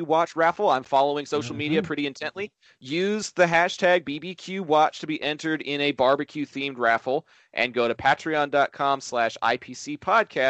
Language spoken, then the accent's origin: English; Arlington, Texas, United States; my hometown of Arlington, Texas